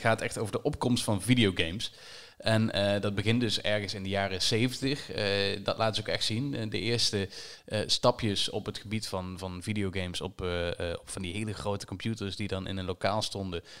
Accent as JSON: {"language": "Dutch", "region": "Limburg", "country": "Netherlands", "said": "als Limburger"}